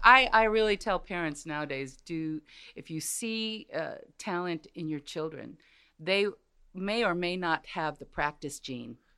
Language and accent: English; United States; I'm first generation American